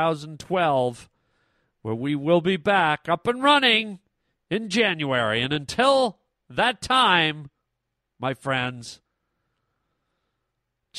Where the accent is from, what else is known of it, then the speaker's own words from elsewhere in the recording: Canada; moved away; I'm a Canadian boy, and my family lives up in Canada.